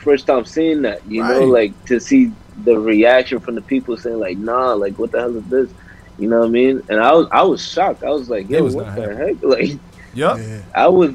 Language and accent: English; New York, United States; I'm from New York too.